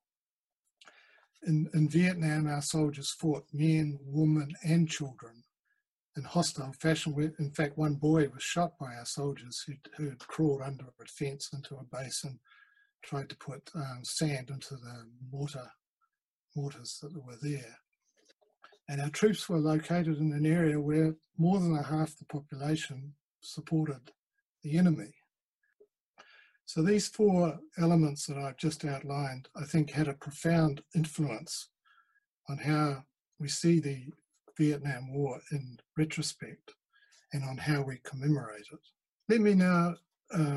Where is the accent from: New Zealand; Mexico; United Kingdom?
New Zealand